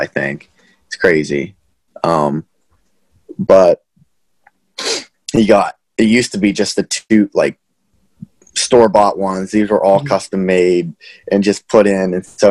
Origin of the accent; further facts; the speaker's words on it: Armagh, Pennsylvania, United States; moved away as an adult; also born or lived in Johnstown, Pennsylvania / Chapel Hill, North Carolina; I was born in Johnstown. I have a twin brother. So we grew up in around Armagh. It's New Florence, PA